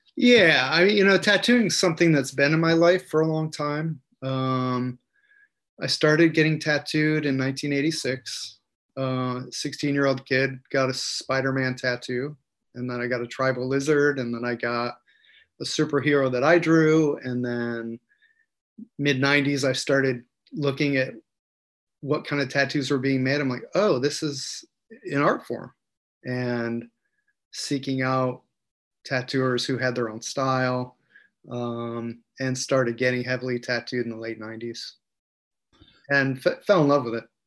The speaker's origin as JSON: {"language": "English", "town": "Cortland", "region": "New York", "country": "United States", "tie": "born or raised there", "said": "I was born in 1970 in Cortland, New York, central New York"}